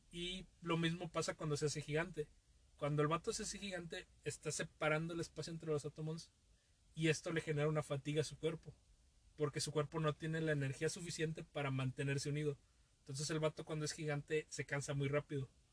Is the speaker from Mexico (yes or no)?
yes; Veracruz, Mexico; yo vengo de Veracruz